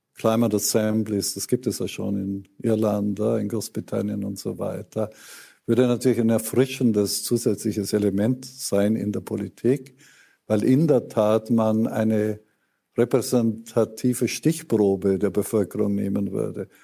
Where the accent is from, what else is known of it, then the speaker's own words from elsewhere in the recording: Germany; Das ist eine große Ehre als Deutscher in diesem Fall